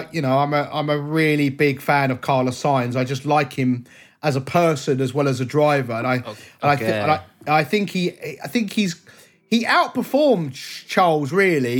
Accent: England, United Kingdom; as an Englishman

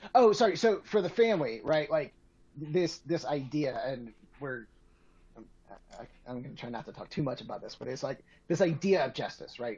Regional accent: Atlanta, Georgia, United States; now in Colorado, United States; I grew up in Atlanta

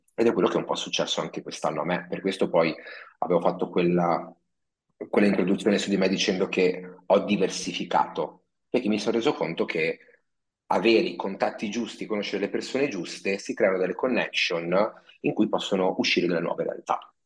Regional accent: Padua, Veneto, Italy; now in Milan, Italy; io sono originario di Padova

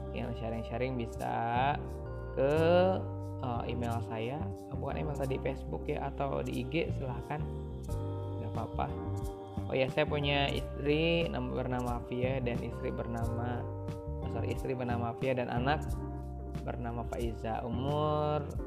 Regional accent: Pandeglang, Banten, Indonesia; saya lahir di Pandeglang, lima Juni sembilan dua.

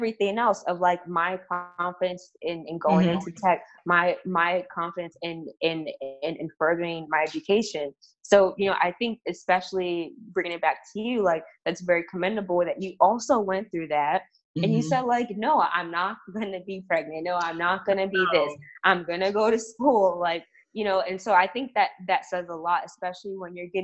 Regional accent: New York City, New York, United States; I'm from Harlem

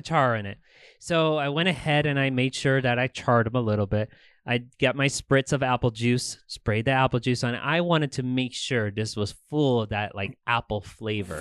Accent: Tucson, Arizona, United States; I was actually born and raised here in Tucson

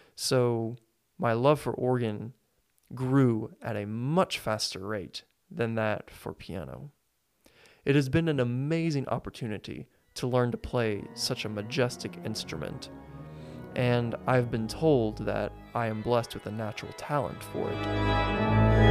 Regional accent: Springfield, Missouri, United States; I was born and raised in Springfield, Missouri

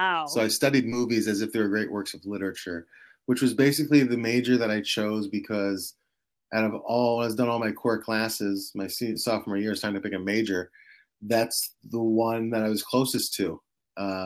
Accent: New Jersey, United States; I grew up in New Jersey

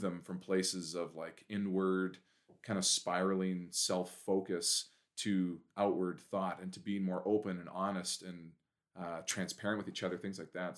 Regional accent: Prince George, British Columbia, Canada; I'm born and raised in Prince George.

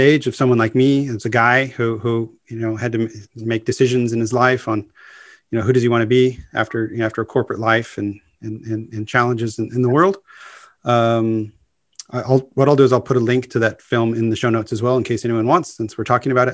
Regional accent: United States; as an American English speaker

